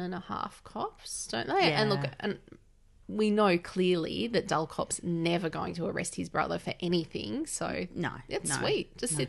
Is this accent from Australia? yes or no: yes; Australia; as an Aussie